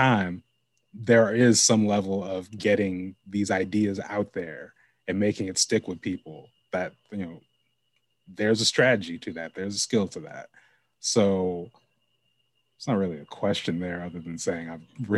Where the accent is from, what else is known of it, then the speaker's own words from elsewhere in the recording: Lake Oswego, Oregon, United States; I grew up in Lake Oswego.